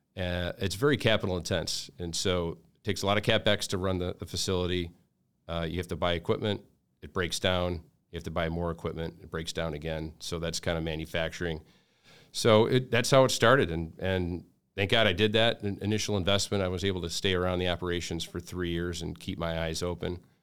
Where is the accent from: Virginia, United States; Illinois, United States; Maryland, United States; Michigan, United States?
Michigan, United States; Detroit; moved away as an adult; also born or lived in Grosse Pointe, Michigan / Southern California; born and raised in Detroit first, uh, then I spent some time in Grosse Pointe, went to high school at, uh, Grosse Pointe North